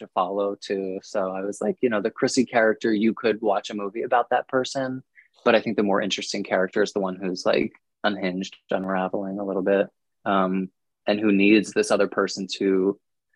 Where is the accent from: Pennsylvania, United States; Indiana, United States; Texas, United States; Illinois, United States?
Pennsylvania, United States; outside of Philadelphia; moved away; also born or lived in New York; I grew up outside of Philadelphia